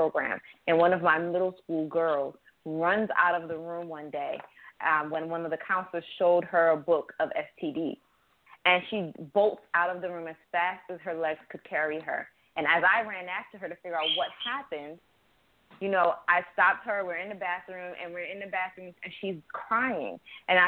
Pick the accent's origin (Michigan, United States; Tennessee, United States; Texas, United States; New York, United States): New York, United States; upstate; also born or lived in an island (birthplace); now in Baltimore, United States; I was raised in upstate New York